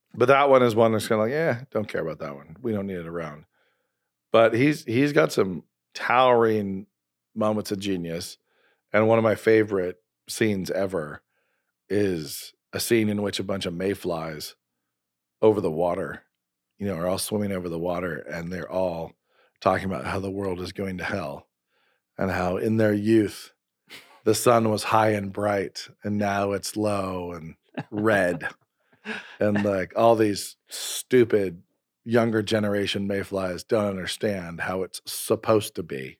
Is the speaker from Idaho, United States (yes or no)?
yes; Idaho, United States; I'm from Idaho